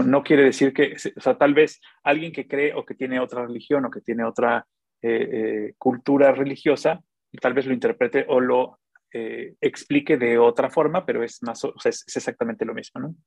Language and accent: Spanish; Xalapa, Veracruz, Mexico; yo soy jalapeño, ¿no? Pero yo, soy más, yo soy más veracruzano que, los voladores de Papantla